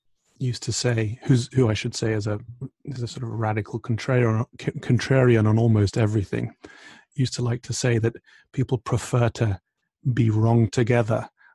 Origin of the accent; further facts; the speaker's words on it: Texas, United States; Going back to your description of me as a Texan Republican, which I quite liked, those were declarations of identity masquerading as philosophical declarations.